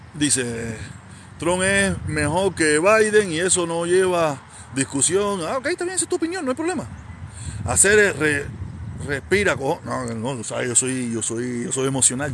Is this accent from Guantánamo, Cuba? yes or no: no; Havana, Cuba; now in Miami, United States; yo soy de La Habana